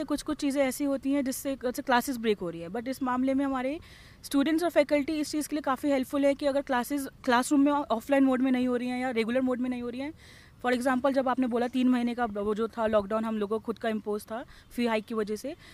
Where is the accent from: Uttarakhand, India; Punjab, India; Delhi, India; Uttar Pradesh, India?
Delhi, India; मैं दिल्ली से ही